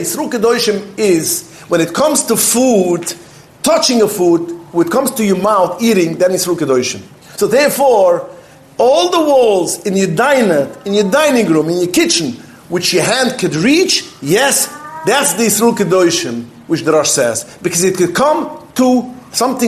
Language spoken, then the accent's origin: English; New York City, New York, United States; I was brought up in Williamsburg